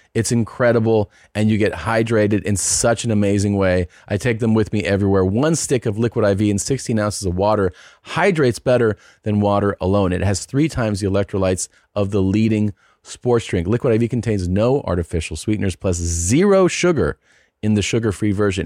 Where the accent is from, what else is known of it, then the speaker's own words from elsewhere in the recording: Cincinnati, Ohio, United States; moved away; my hometown of Cincinnati